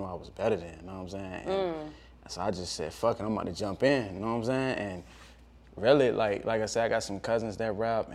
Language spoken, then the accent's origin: English; Portsmouth, Virginia, United States; moved away as an adult; now in Atlanta, United States; I grew up there in the uptown part of Portsmouth, Churchland to be exact. So been there my whole life.